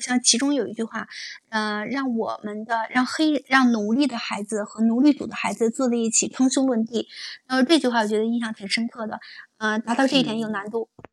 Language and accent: Chinese; China; 我是中国人